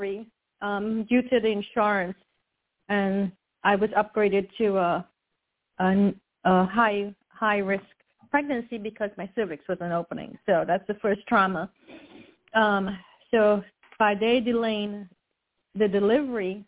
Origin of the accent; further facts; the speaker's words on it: Trinidad & Tobago; now in United States; I was born in Trinidad